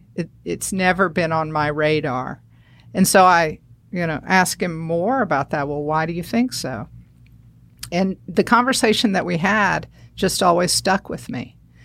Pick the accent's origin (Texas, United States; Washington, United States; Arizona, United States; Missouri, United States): Missouri, United States; St. Louis; born there; Well, I was born in St. Louis, Missouri